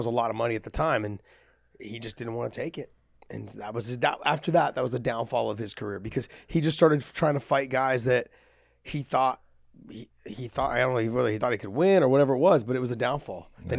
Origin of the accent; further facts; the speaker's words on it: San Jose, California, United States; San Jose, SAP, California. My hometown. I've fought in that arena many of times.